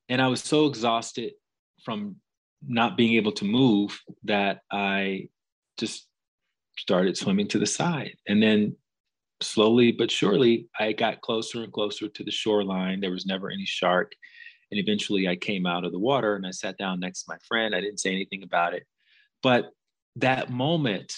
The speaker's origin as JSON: {"language": "English", "region": "Alabama", "country": "United States", "tie": "born or raised there", "also_born_or_lived": "Chicago", "moved": "yes", "said": "I grew up in Alabama, which is in the southern part of the United States"}